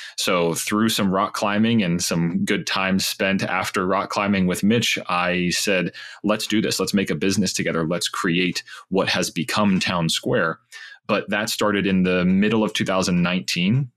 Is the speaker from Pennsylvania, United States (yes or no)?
yes; Pittsburgh, Pennsylvania, United States; I grew up in Pittsburgh, Pennsylvania